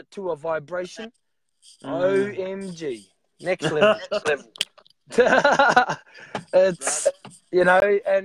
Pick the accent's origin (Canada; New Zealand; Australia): New Zealand; I'm from New Zealand, the land of the long white cloud, Aotearoa.